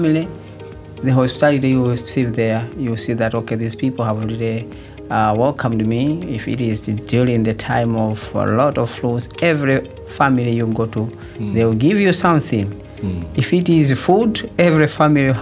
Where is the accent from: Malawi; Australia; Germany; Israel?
Malawi; moved away as an adult; now in Sweden; I'm coming from Malawi